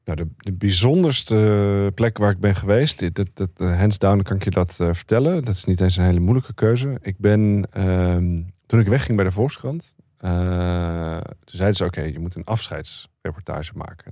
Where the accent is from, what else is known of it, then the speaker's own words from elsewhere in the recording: Netherlands; ik kom uit Nederland.